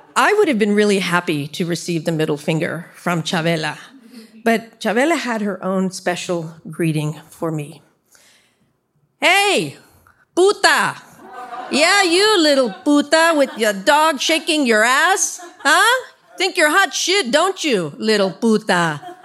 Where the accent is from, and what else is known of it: San Jose, California, United States; born or raised there; also born or lived in Orlando, Florida